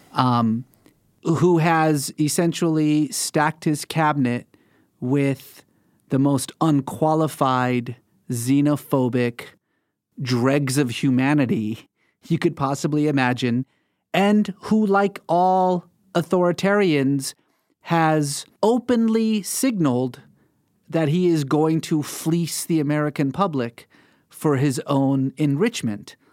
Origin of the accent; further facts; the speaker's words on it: Iran; moved away; growing up in Iran, we were, like most Iranians, culturally religious